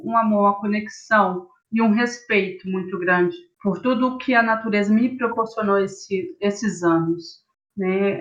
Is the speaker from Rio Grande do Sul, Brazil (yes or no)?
no; São Paulo, Brazil; now in Uberlândia, Brazil; eu sou paulista